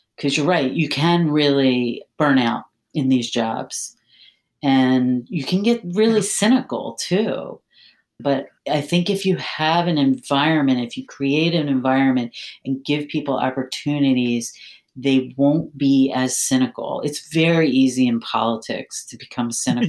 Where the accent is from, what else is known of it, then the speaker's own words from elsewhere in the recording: Philadelphia, Pennsylvania, United States; moved away as an adult; also born or lived in Maryland; now in Washington, D.C. area, United States; I, I, was born and raised in Philadelphia